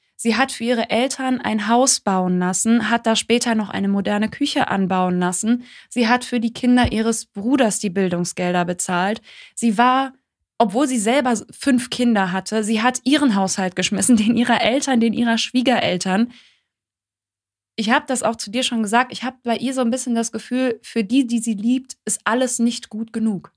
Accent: Germany; wir als, als Deutsche

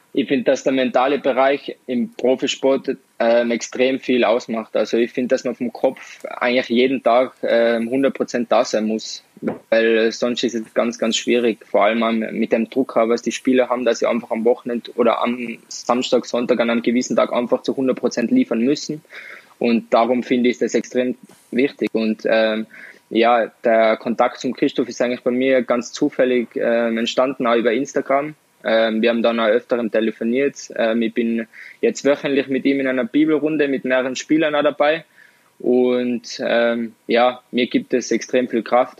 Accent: Tyrol, Austria; accent: Tirolerisch; bei uns in Tirol

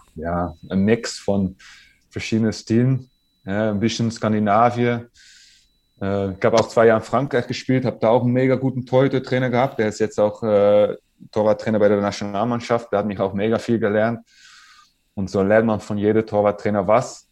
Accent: Netherlands; German is a second language; moved away as an adult; also born or lived in France; waren wir als Holländer

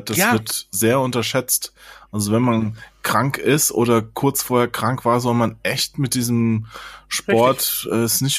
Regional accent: Hesse, Germany; der ist ja auch in Hessen aufgewachsen, da wo, wo ich aufgewachsen bin, in dem kleinen Dorf, ja.

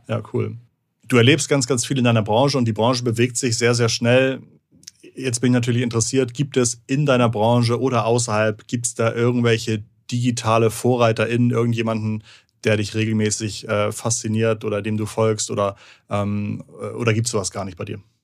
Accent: Hamburg, Germany; als Hamburger

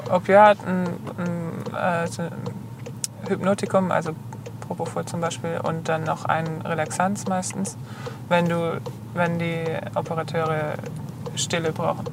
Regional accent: Bad Rappenau, Baden-Württemberg, Germany; also born or lived in Heilbronn; bin ich aufgewachsen in der Nähe von Bad Rappenau

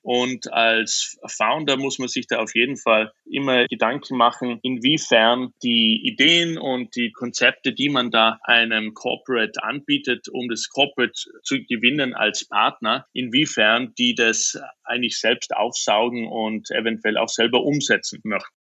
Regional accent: Austria; moved away; als Österreicher

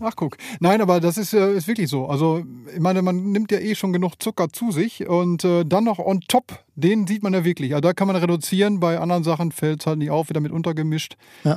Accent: Bielefeld, North Rhine-Westphalia, Germany; ich komme aus Bielefeld, äh, da wohne ich jetzt schon seit 47 Jahren

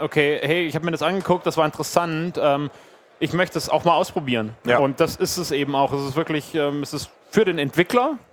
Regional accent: Berlin, Germany; ich komme aus Berlin

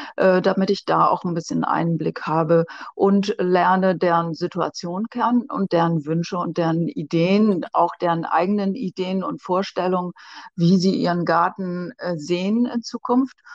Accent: Ammerland, Lower Saxony, Germany; Ich komme ja hier aus dem Ammerland

